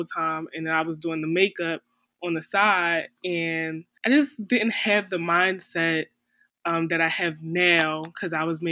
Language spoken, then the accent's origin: English; Philadelphia, Pennsylvania, United States; moved away as an adult; now in Florida, United States; We're both from Philadelphia.